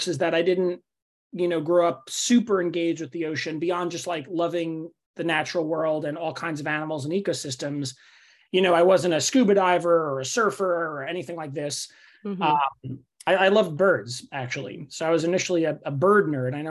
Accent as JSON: {"language": "English", "town": "New York City", "region": "New York", "country": "United States", "tie": "born or raised there", "also_born_or_lived": "Davis", "moved": "yes", "said": "I grew up in Staten Island, New York, which is the forgotten borough of New York City"}